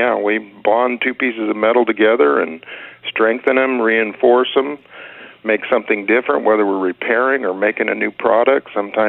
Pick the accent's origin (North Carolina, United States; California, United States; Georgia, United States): California, United States; Bakersfield; also born or lived in Los Angeles; Well, I was born in Los Angeles, but then we moved up into the San Joaquin area or valley when I was quite young, and I just stayed in Bakersfield, and I've been here pretty much all my life.